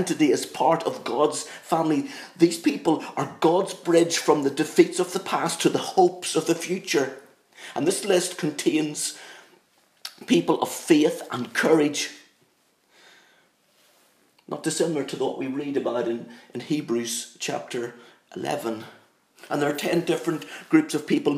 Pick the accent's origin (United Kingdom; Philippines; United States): United Kingdom; Northern Ireland; I'm from Northern Ireland, very proud of the fact that I'm an Ulsterman through and through. And this accent, it's not something that I've put on.